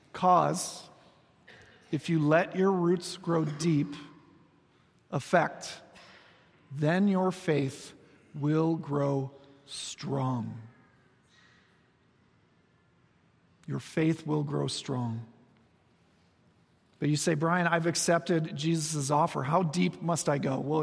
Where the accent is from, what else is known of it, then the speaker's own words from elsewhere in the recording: Iowa, United States; moved away; Back on the farm where I grew up in Iowa